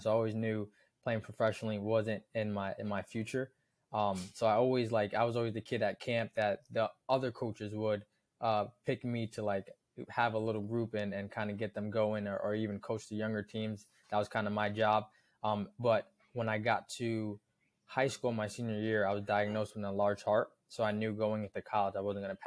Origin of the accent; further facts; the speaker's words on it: Kingston, New York, United States; I moved from New York City to Kingston, New York